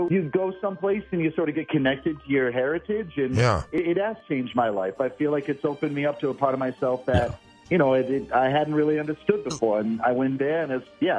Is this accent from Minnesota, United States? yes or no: yes; Minnesota, United States; Minnesota I was born